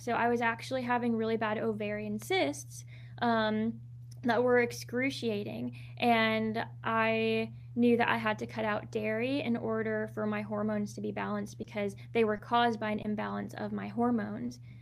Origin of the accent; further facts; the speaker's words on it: Southern California, United States; also born or lived in Anaheim, California; I was born in Anaheim